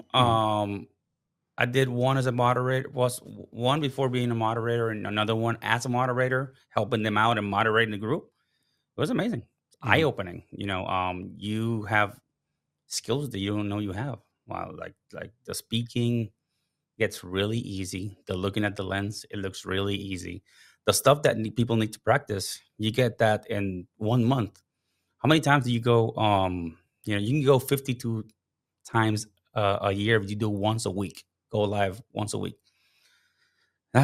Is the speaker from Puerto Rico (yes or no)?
yes; Puerto Rico; moved away as an adult; now in United States; So background, starting off, I'm from Puerto Rico. That's my, you know, where I was born. I was raised. I moved to the States because with the Coast Guard, right?